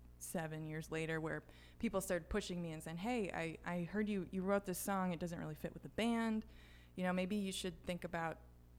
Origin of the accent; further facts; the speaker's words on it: Grand Rapids, Michigan, United States; now in St. Louis, United States; I actually grew up in Grand Rapids, Michigan.